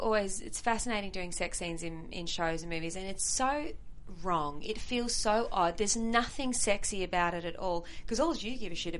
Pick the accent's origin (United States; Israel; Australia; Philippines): Australia; moved away as an adult; I come from Australia